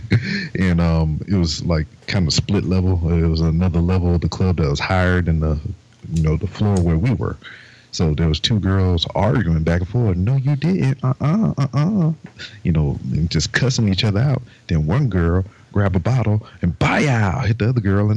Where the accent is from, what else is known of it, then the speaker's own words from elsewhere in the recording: Lake Charles, Louisiana, United States; I'm from Lake Charles